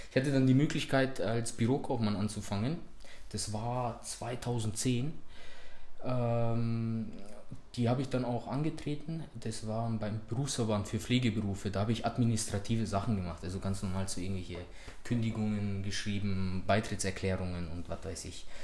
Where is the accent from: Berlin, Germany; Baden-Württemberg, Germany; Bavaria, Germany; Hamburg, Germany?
Bavaria, Germany; Munich; ich bin hier in München geboren und aufgewachsen, Münchner Norden.